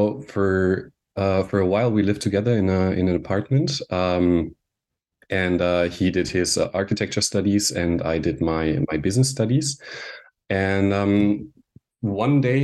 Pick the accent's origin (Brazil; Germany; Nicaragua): Germany; Munich, Bavaria; moved away as an adult; also born or lived in Austria / Vienna, Austria; now in Anglet, France; I grew up in Munich, Germany, where I lived for the first 20 years of my life